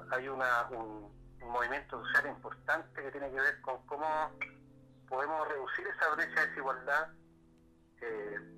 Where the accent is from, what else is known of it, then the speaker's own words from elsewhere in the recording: Chiguayante, Biobío, Chile; Yo provengo una población bien particular, en la comuna Chipoyante, me crié en el Valle de la Tierra desde los 8 años, hoy día tengo 48, eh, más de 40 años viviendo en la comuna Chipoyante, pero mi, niñez, mi adolescencia y juventud la, la, la pasé en la población de Chipoyante